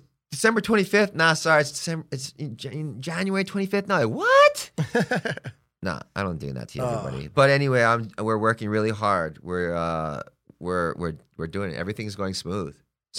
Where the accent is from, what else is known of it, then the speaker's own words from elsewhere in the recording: Hawaii, United States; now in Palm Springs, United States; Hey, that's I'm from Hawaii, okay? I'm living here for X amount of time. I'm getting to know Palm Springs, and it's a gay community.